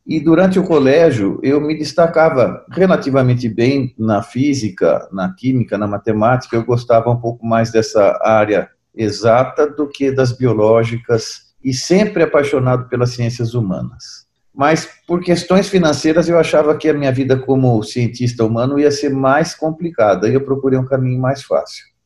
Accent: Brazil; eu sou brasileiro com descendência italiana

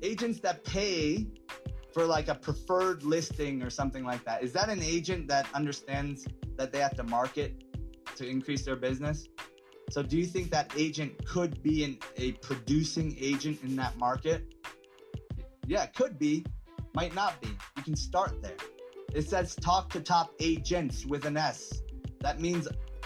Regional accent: Atlanta, Georgia, United States; I'm from Atlanta

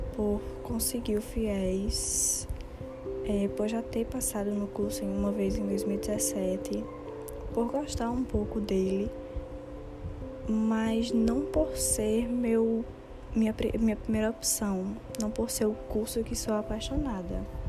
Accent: Cajazeiras, Paraíba, Brazil; also born or lived in João Pessoa; sou de Cajazeiras

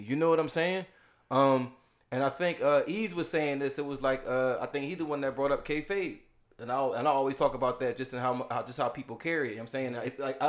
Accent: Philadelphia, Pennsylvania, United States; I'm from Philly, y'all.

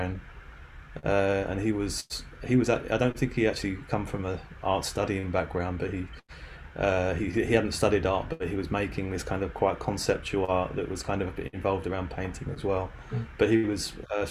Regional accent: London, United Kingdom; moved away as an adult; also born or lived in Reading; I'm from near London. I was I stayed in London till I was around 20 years old

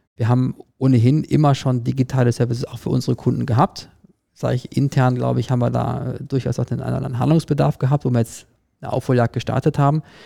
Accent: Cologne, North Rhine-Westphalia, Germany; moved away; ich komme selber aus Köln

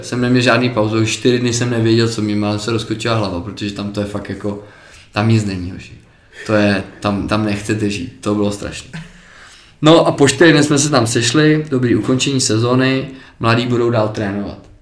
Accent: Czechia; my jsme Češi

